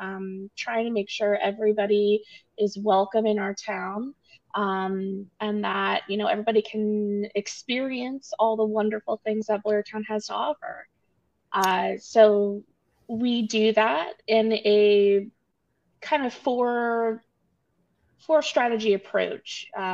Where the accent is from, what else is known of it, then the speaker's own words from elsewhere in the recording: Montgomery County, Pennsylvania, United States; now in Boyertown, United States; Yeah, so I grew up in the area. I am not from Boyertown originally, but I did grow up in the Montgomery County, so I'm familiar with Boyertown. A couple of years ago, I moved to Boyertown.